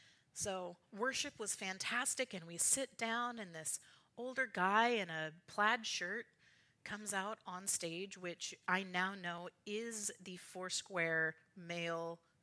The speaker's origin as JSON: {"language": "English", "town": "Richland", "region": "Washington", "country": "United States", "said": "if I say I'm from Richland and we're in Yakima."}